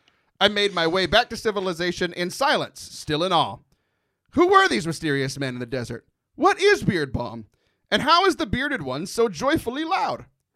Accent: Louisiana, United States; It runs in my blood. I'm Cajun.

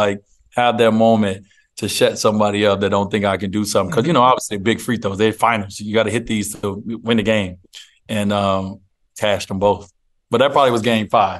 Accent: United States; As an American, I'm the minority as an American

